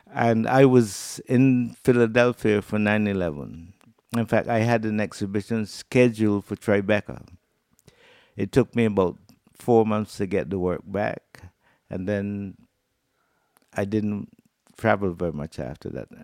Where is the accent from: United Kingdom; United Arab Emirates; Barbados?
Barbados; moved away as an adult; now in Anguilla; I'm from Barbados, and I was recruited by Canada as a consultant for handicraft development. And that brought me here in nineteen eighty-eight.